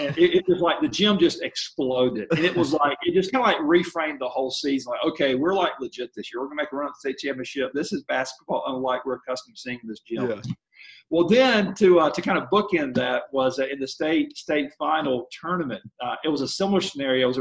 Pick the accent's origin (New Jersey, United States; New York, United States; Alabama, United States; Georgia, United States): Alabama, United States; Mobile; now in Kansas City, United States; I'm from Mobile, Alabama. My wife is as well. We met down there